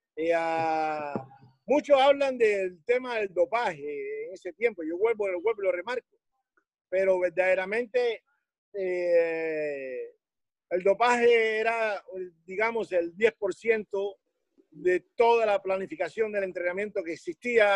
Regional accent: Havana, Cuba; moved away as an adult; soy cubano de La Habana

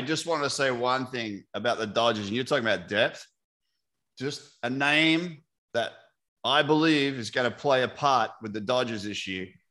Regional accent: Tampa Bay, Florida, United States; my hometown roots here uh, from the Rays

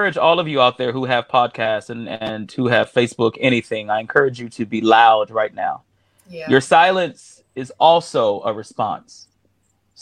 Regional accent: Houston, Texas, United States; I grew up with him in Houston

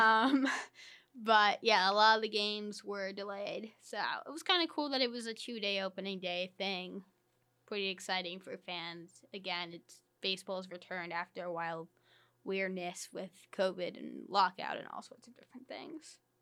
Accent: New York, United States; I grew up in New York

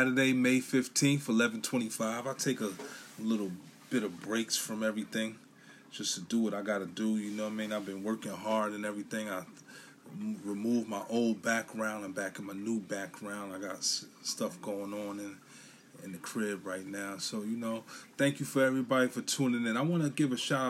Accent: New York City, New York, United States; I'm from Brooklyn, New York, Bushwick, Brooklyn, to be exact

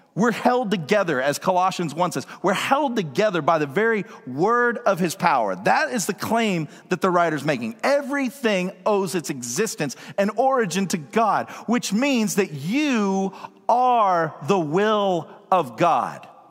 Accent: Woodstock, Georgia, United States; now in Seattle, United States; I grew up in Georgia, out in the country, in a rural town called Woodstock.

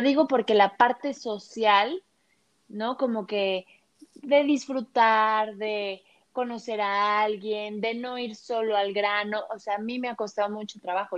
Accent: Mexico City, Mexico; moved away as an adult; now in Guadalajara, Mexico; yo nací en la Ciudad de México, viví toda mi vida en la Ciudad de México y desde hace tres años por cuestiones de amor me vine a vivir a Guadalajara

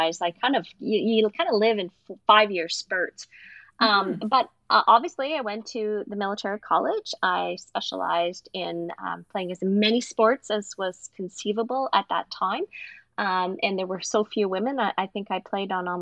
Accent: a small mining town outside of Sudbury, Northern Ontario, Canada; I was growing up in Northern Ontario, a small mining town outside of Sudbury

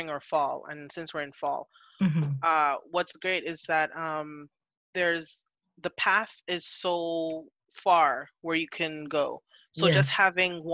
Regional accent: Trinidad & Tobago; also born or lived in Montreal area, Canada; now in Montreal, Canada; I'm from Trinidad.

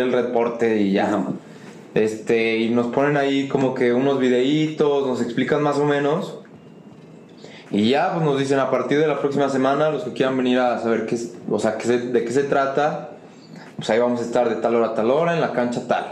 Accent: Mexico

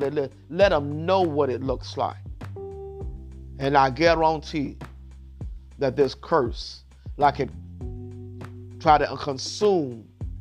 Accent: Keene, Kentucky, United States; moved away; I came from King, Kentucky, and at one time, they didn't have any running water in the houses

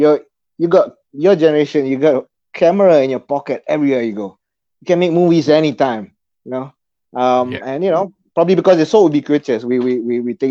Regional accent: Bangi, Selangor, Malaysia; also born or lived in Perth, Australia; I'm from Bangi, south of KL

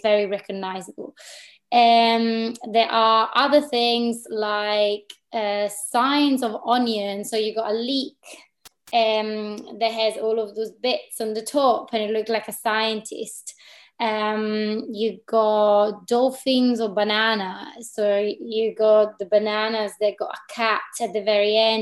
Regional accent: Italy; moved away as an adult; also born or lived in Milan / Berlin / London; now in Glasgow, United Kingdom; I am a designer based in Glasgow, but I'm from Italy

